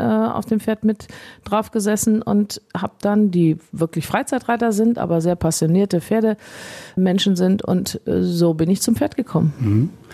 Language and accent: German; Rheinberg, North Rhine-Westphalia, Germany; also born or lived in Issum; Ich bin hier zu Hause auf dem Hof meiner Eltern aufgewachsen